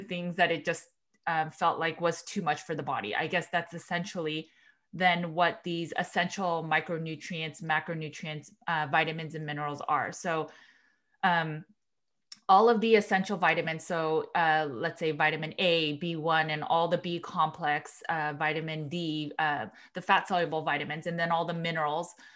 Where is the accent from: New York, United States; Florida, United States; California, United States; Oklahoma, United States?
California, United States; Los Angeles; also born or lived in Berkeley, California; I am from Los Angeles, California, and then I went to, uh, University of California, Berkeley